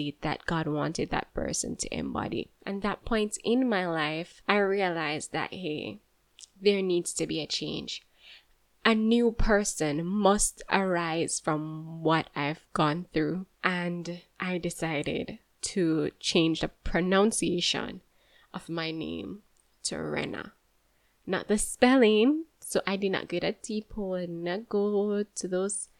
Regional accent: Jamaica; also born or lived in Kingston, Jamaica / St. Mary, Jamaica / Clarendon, Jamaica; I'm from Jamaica. I was born in Kingston and then I moved to St. Mary with my aunt briefly. Then I moved to Clarendon.

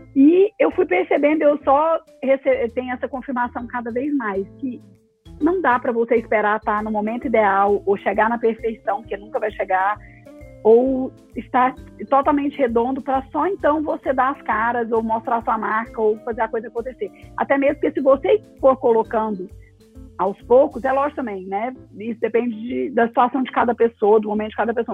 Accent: Goiânia, Goiás, Brazil; moved away as an adult; also born or lived in São Paulo / Rio de Janeiro; now in Goiânia, Brazil; eu nasci em Goiânia, minha família é de Goiânia, e até os meus 21 anos eu fiquei em Goiânia.

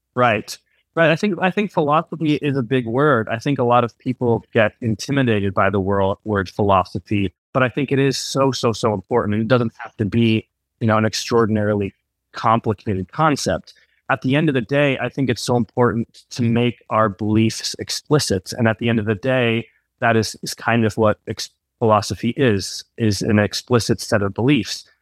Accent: United States; moved away as an adult; I'm Swiss American. I, uh, grew up in the U S, but I spent fifteen years abroad

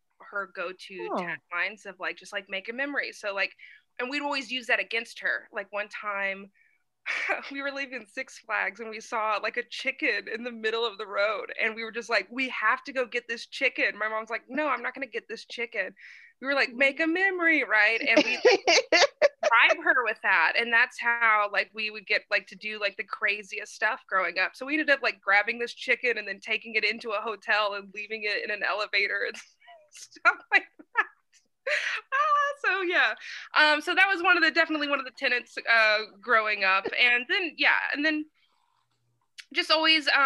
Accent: Fort Worth, Texas, United States; I grew up outside of Fort Worth, Texas, kind of country Texas

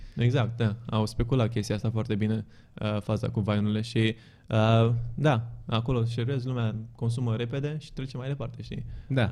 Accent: Romania; also born or lived in Bucharest, Romania / Zurich, Switzerland

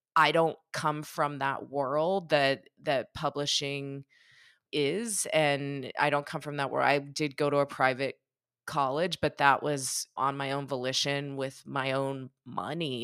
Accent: Pittsburgh, Pennsylvania, United States; I grew up in Pittsburgh.

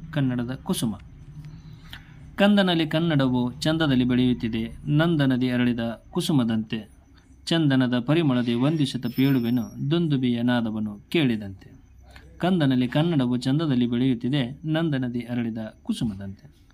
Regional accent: Ilkal, Karnataka, India; ಬಾಗಲಕೋಟೆ ಜಿಲ್ಲೆ ಇಳಕಲ್ ನಮ್ಮ ಊರು

